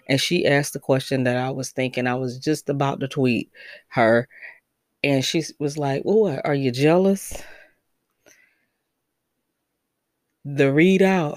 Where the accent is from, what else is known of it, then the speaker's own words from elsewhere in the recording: United States; moved away as an adult; also born or lived in Detroit, Michigan / Connecticut; I have my family here. I was born and raised here